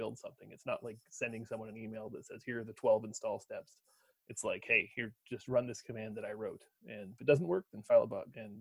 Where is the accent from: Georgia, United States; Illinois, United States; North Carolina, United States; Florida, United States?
North Carolina, United States; Raleigh; moved away as an adult; also born or lived in Williamstown, Massachusetts; now in Livermore, United States; I grew up in Raleigh